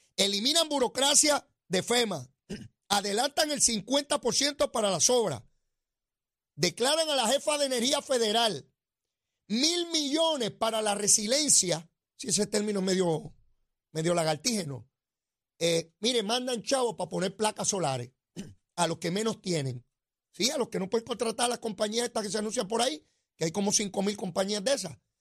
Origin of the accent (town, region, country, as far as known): Puerto Rico